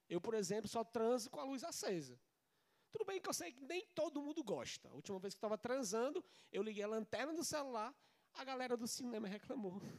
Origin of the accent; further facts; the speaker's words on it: Ceará, Brazil; também sou do Nordeste, eu sou cearense com muita cabeça, quer dizer, com muito orgulho.